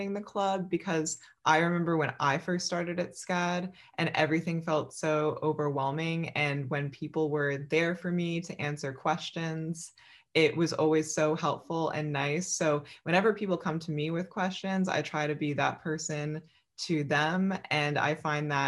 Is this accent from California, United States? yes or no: no; Philadelphia, Pennsylvania, United States; I was born in Philadelphia, Pennsylvania